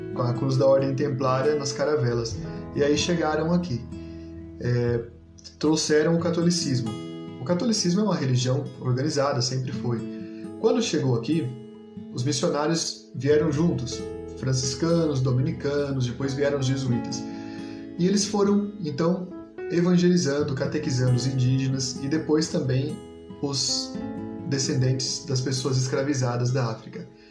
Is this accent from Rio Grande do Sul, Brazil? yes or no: no; Paraná, Brazil; Eu sou paranaense